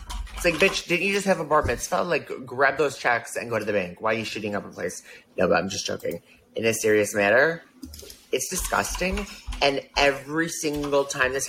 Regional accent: United States; moved away as an adult; now in Israel; an American who moved to Israel

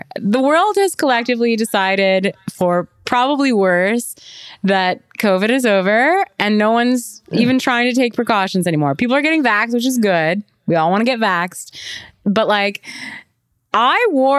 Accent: Canada; I'm Canadian

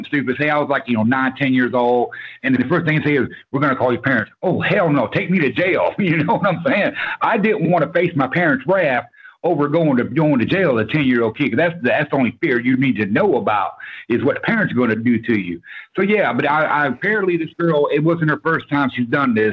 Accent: Orlando, Florida, United States; now in Georgia, United States; I was born and raised in Orlando, Florida

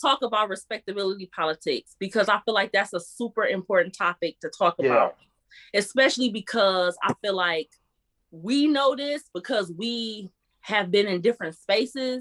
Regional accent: Detroit, Michigan, United States; I'm from the hood. Like, I'm from Detroit

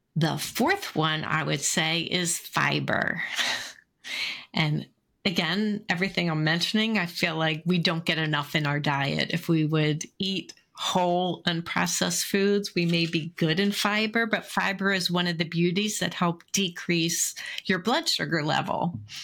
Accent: Philadelphia, Pennsylvania, United States; I grew up in Philly

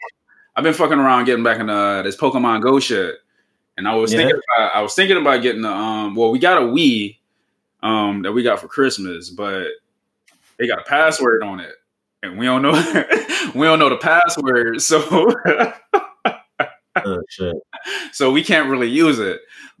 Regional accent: Louisiana, United States; I'm from Louisiana.

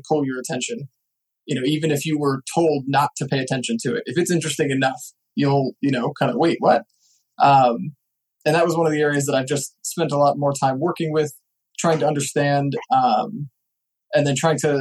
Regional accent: Nebraska, United States; So I'm from Nebraska.

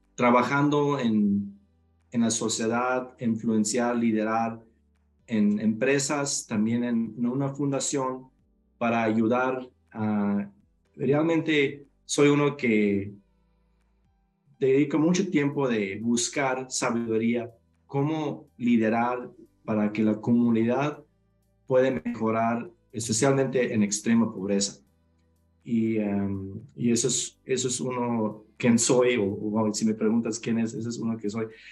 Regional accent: Mexico; Mis, ah, papás nacieron en México, yo nací en México, pero sí por la eh, comunidad donde crecimos, donde crecí y viví, era una comunidad menonita donde se habla alemán

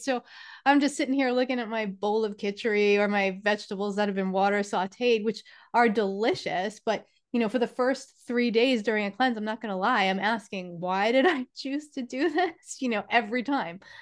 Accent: New York, United States; I am from New York

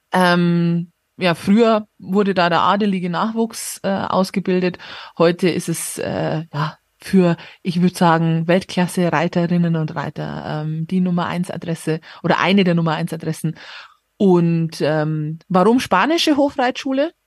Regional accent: Regensburg, Bavaria, Germany; now in Munich, Germany; von Regensburg, wo ich geboren bin

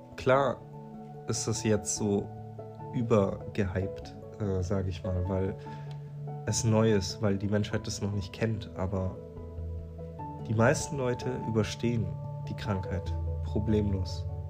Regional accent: near Stuttgart, Baden-Württemberg, Germany; ich komme aus der Nähe von Stuttgart

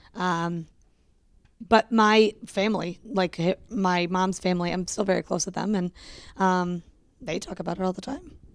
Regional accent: Connecticut, United States; also born or lived in Rochester, New York / England / Pennsylvania; we moved to Connecticut when I was almost three

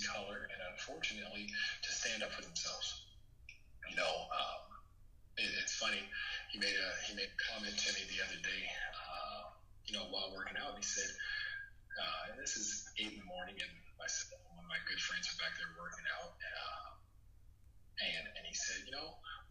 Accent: Los Angeles, California, United States; I grew up here in South Central

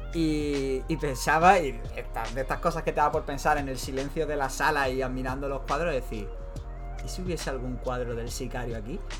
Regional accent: Málaga, Andalusia, Spain; somos de Málaga

